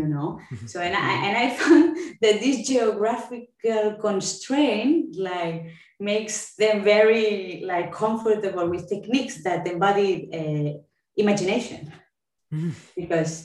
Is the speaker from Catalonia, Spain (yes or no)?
yes; Catalonia, Spain; accent: Spanish or Catalan English; first language Catalan and Spanish; English is a second language